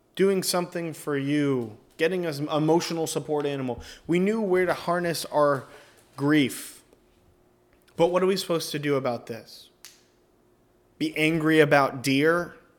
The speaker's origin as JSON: {"language": "English", "region": "Northern Virginia", "country": "United States", "said": "I'm from Northern Virginia"}